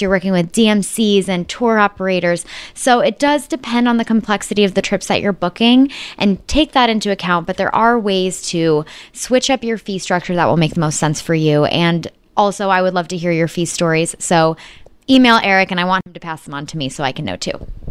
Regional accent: Chicago, Illinois, United States; Chicago's my hometown

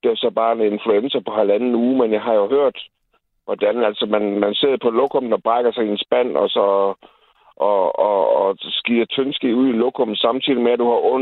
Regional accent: Jutland, Denmark; men jeg er fucking jyde, det er jeg stolt af.

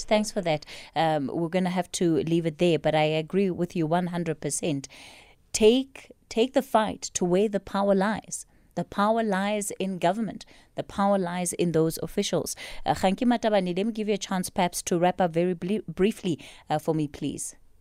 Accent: South Africa

